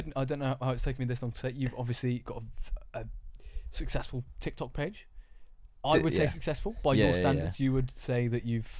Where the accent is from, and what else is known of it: Luton, East of England, United Kingdom